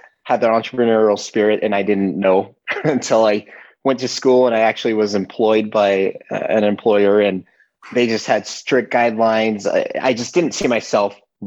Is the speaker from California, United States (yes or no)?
yes; Turlock, California, United States; moved away as an adult; now in Utah, United States; I grew up in a small town. It's called Turlock, California.